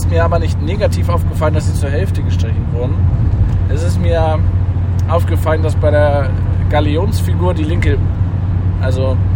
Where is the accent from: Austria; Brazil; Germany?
Germany; Northern Germany; man muss ja irgendwie als Norddeutscher da auch durch, hilft ja nichts.